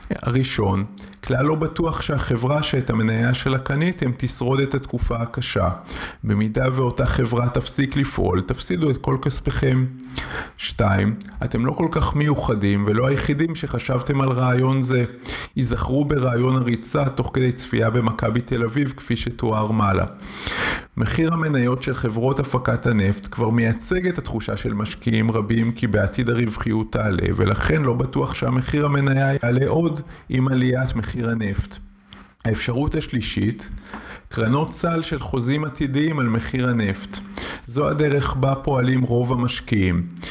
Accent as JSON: {"language": "Hebrew", "country": "Israel", "tie": "born or raised there", "said": "בקיבוץ בו גדלתי יש רפת"}